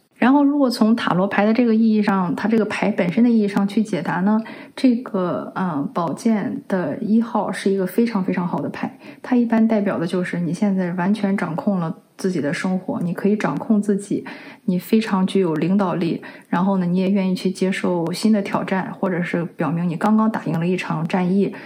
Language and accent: Chinese; China; 我们中国人